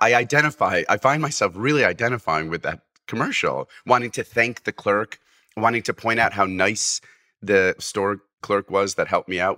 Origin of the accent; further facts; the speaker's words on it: Fairfield, Connecticut, United States; also born or lived in Massachusetts; I was born in Fairfield, so I grew up in Fairfield